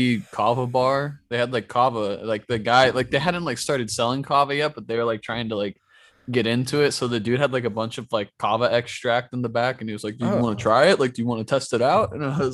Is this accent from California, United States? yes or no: yes; Sacramento, California, United States; Sacramento, California.